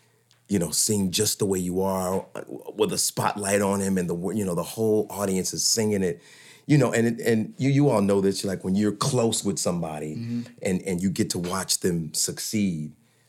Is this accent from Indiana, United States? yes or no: yes; Indiana, United States; I'm from Indiana.